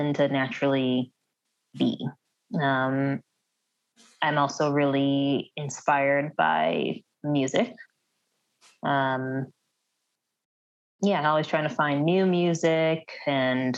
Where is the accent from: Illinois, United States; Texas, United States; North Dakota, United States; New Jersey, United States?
Illinois, United States; Wheaton; We're in a non-denominational church growing up in Wheaton